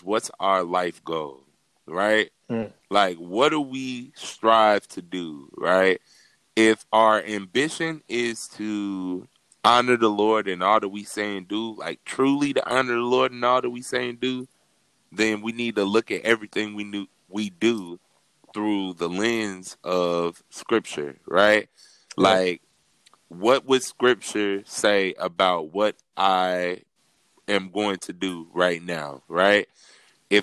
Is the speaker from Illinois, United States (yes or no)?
yes; Chicago, Illinois, United States; I'm from Chicago, Illinois